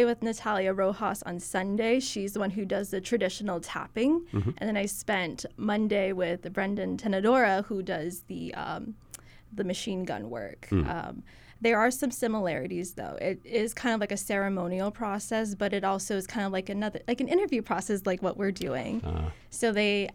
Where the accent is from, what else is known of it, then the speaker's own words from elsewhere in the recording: Bay Area, California, United States; now in Hawaii, United States; growing up in the Bay Area